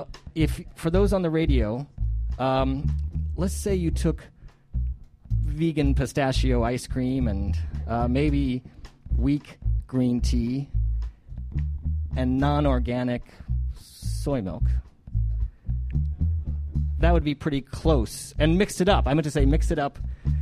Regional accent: Colorado, United States; also born or lived in Kansas; now in Indiana, United States; I was born in Kansas and for the most part consider my home state, even though I've lived here in Indiana longer than anywhere else. I think of my home state as the great state of Colorado.

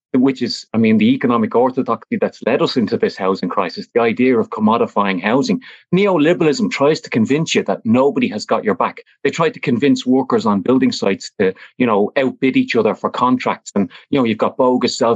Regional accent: Dublin, Leinster, Ireland; I grew up in Fatima Mansions flats

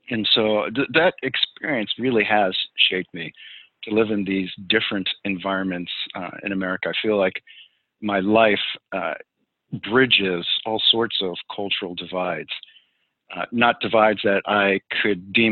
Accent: New York City, New York, United States; born there; also born or lived in New Jersey / Pennsylvania; I was born in the Bronx in the shadow of Yankee Stadium, and lived in a few different places in New York. Eventually, our family uh, moved to New Jersey, and then from New Jersey to several different places in western Pennsylvania

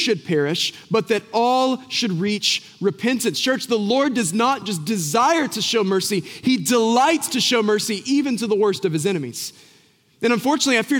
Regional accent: Boone, North Carolina, United States; I grew up in Boone

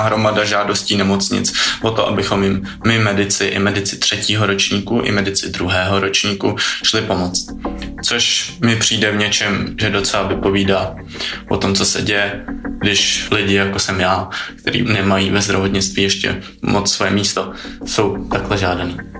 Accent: Prague, Czechia; jsem z Prahy

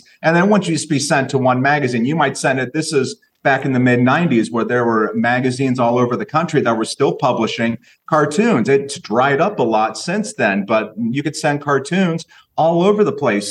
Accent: Carrollton, Ohio, United States; my hometown of Carrollton, Ohio.

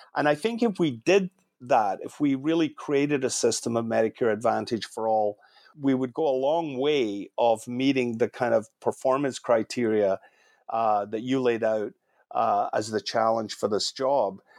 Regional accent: Scotland, United Kingdom; also born or lived in Canada; now in California, United States; I'm Scottish, I've spent a bit of time in Ireland

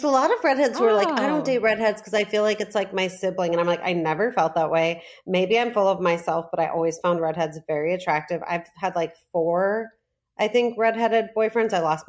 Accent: Lincolnshire, Illinois, United States; Lincolnshire, Illinois. It's as white as it sounds.

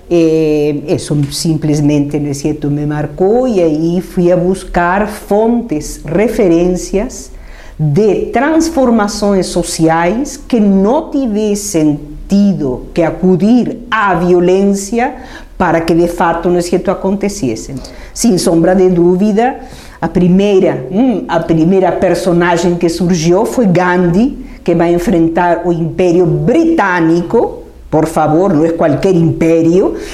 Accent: Argentina; accent: Argentine; Portuguese is a second language; moved away as an adult; now in Brazil; de minha origem argentina, então também compreenderão este meu sotaque. Um sotaque que, por mais de estar 50 anos no Brasil, simplesmente teima, hum, teima em persistir.

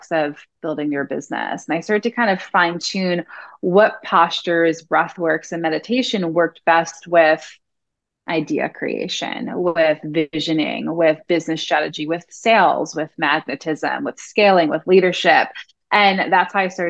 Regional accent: New York, United States; I'm originally from New York

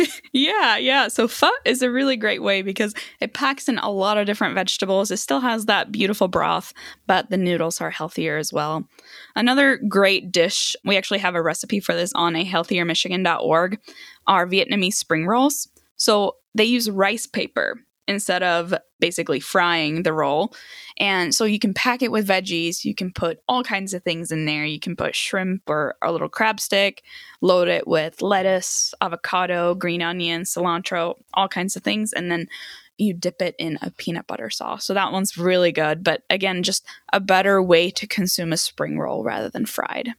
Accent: Sweden; now in United States; I grew up in Sweden

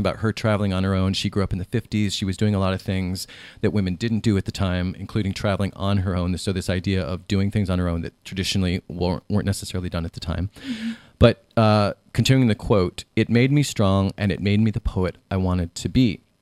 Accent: Ohio, United States; when I was growing up in Ohio in the 80s and 90s

